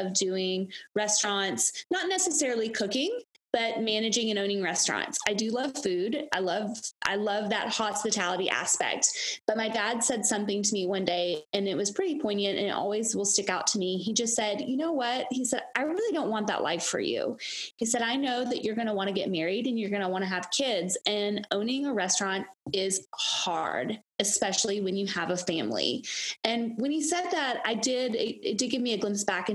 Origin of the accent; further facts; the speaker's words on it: Gatlinburg, Tennessee, United States; also born or lived in Knoxville, Tennessee; I was born and raised in Gatlinburg, Tennessee.